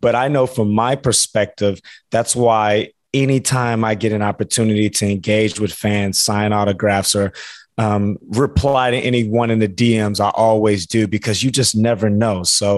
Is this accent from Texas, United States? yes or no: yes; Houston, Texas, United States; So I was obviously a huge Oiler fan living and growing up in the suburbs of Houston.